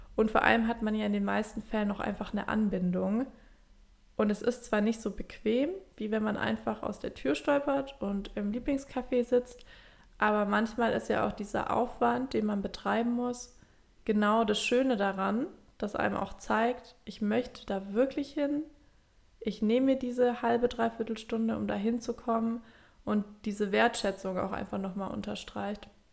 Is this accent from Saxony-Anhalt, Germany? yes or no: no; Swabia, Baden-Württemberg, Germany; accent: Swabian; now in Hamburg, Germany; ich rede direkt Schwäbisch